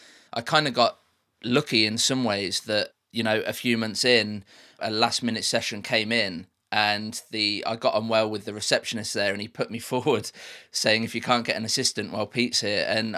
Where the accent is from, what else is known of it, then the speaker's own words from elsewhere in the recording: Midlands, United Kingdom; So where I grew up in the Midlands in the UK, just in a city about 30 miles outside of Birmingham, there was way more opportunities in live sound.